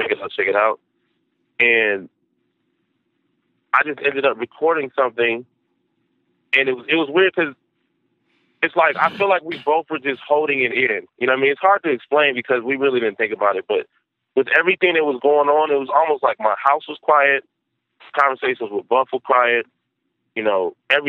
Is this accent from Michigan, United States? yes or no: yes; Detroit, Michigan, United States; I'm from Detroit